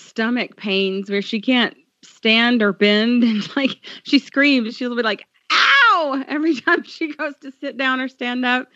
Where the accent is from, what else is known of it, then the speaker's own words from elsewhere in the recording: United States; I'm an American